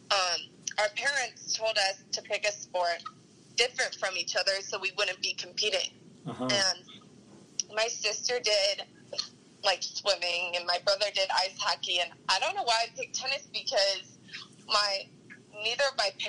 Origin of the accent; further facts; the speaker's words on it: St. Louis, Missouri, United States; Yes, mm-hmm. born and raised here.